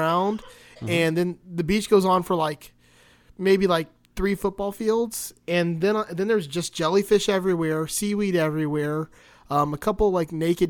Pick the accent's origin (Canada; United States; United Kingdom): United States; Miami, Florida; I'm from Miami